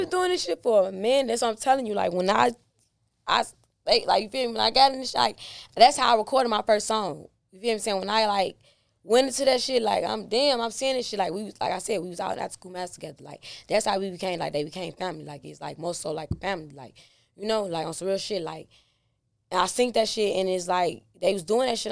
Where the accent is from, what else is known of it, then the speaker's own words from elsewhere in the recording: Chicago, Illinois, United States; Inglewood, born and raised. I mean, I'm from the go